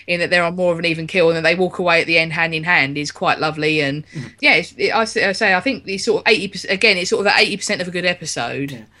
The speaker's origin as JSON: {"language": "English", "region": "London", "country": "United Kingdom", "said": "as a Londoner myself, it being um, and all my family coming from here"}